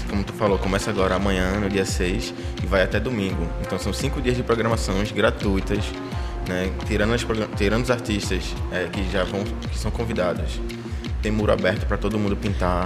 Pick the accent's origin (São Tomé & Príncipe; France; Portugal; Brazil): Brazil; Paulista, Pernambuco; also born or lived in Favela do Bode, Recife; now in Recife, Brazil; eu sou de Maranguape, um lado paulista